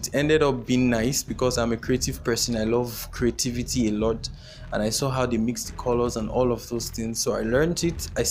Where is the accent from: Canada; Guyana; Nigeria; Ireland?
Nigeria; as a Nigerian